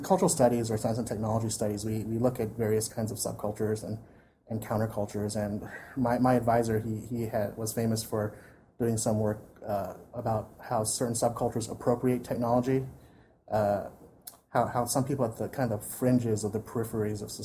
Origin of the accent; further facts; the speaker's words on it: United States; we as American fans